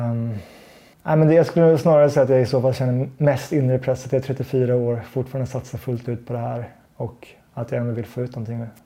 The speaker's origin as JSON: {"language": "Swedish", "country": "Sweden", "said": "och som svensk så har man lite hamnat utanför den typen av sponsor, sponsortänk."}